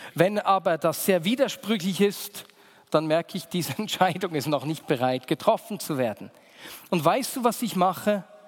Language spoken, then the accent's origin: German; Bern, Switzerland; Weil ich bin in dieser Gemeinde aufgewachsen, in der Vinia Bern. Meine Eltern haben diese Gemeinde gegründet.